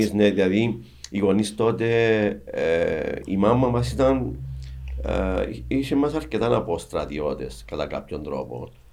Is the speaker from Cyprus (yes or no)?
yes; Cyprus; είμαστε από την Κύπρο, είμαι με την αδελφή μου